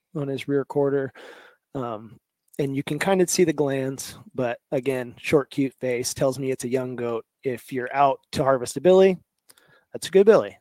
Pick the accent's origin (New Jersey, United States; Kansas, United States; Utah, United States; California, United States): Kansas, United States; moved away as an adult; now in Alaska, United States; I'm originally from Kansas, um, flatlander at heart